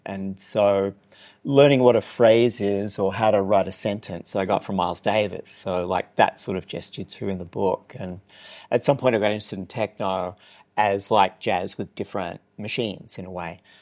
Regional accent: Newcastle, New South Wales, Australia; moved away; my hometown, which is Newcastle, New South Wales, the other Newcastle

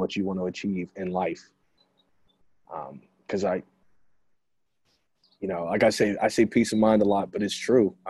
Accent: United States; an African American

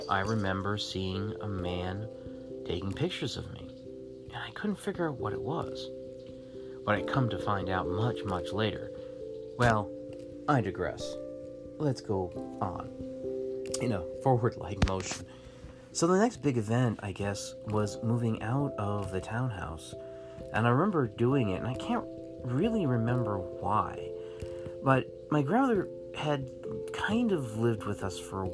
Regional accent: Florida, United States; born or raised there; also born or lived in San Diego, California

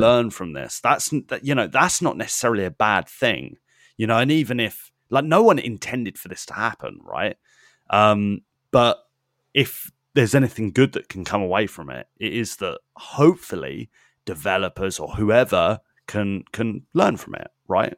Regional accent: United Kingdom; as a British person, as a European

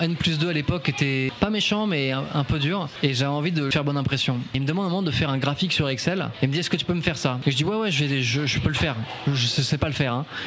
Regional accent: France; also born or lived in Paris; je suis un bon français

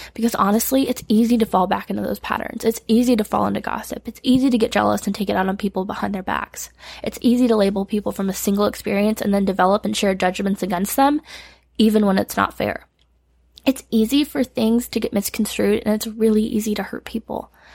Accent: Michigan, United States; moved away as an adult; now in Tennessee, United States; I moved to Tennessee from Michigan at 18

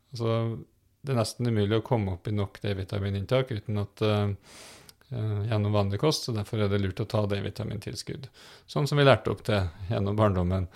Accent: Trøndelag, Norway; now in Fredrikstad, Norway; om du bor i Nord-Trøndelag, der jeg kommer fra

